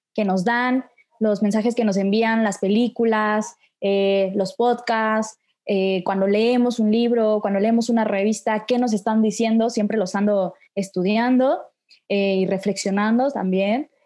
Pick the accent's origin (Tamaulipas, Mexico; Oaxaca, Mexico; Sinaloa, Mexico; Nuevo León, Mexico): Oaxaca, Mexico; soy de Oaxaca, neta muy orgullosa oaxaqueña